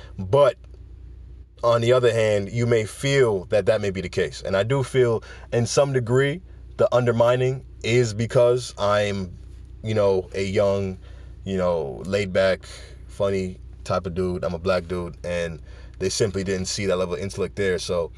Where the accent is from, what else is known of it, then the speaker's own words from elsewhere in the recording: Jamaica; I'm Jamaican. Usain Bolt comes first in every race. You know what I'm saying? Jamaicans know how to compete in any race.